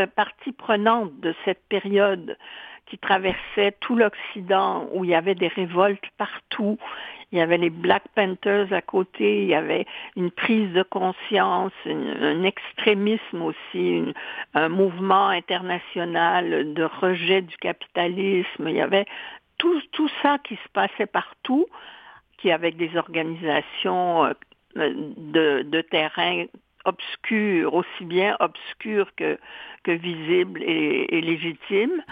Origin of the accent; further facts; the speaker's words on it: Rimouski, Quebec, Canada; also born or lived in Montreal / France; À l'époque, je vivais à Rimouski, où je suis née, et c'est à Rimouski que j'ai fait une partie de mon classique.